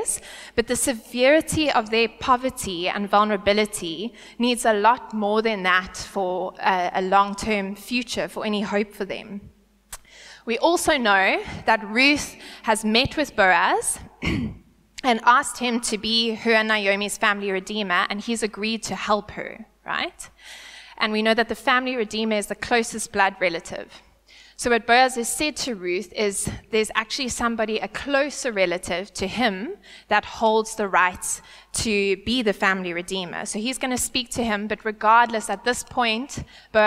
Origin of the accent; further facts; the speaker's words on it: South Africa; born or raised there; first language English